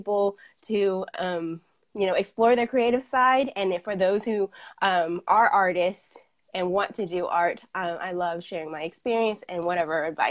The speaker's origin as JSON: {"language": "English", "town": "Fayetteville", "region": "Arkansas", "country": "United States", "said": "I am from Fayetteville, Arkansas"}